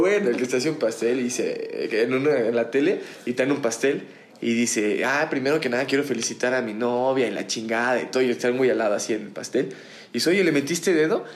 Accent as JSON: {"language": "Spanish", "country": "Mexico", "tie": "born or raised there", "said": "mi infancia la crecí en Forjadores"}